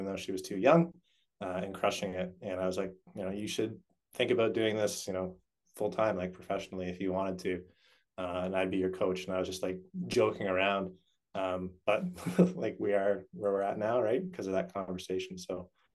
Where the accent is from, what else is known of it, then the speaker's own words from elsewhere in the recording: Canada; I grew up playing ice hockey, as most Canadian boys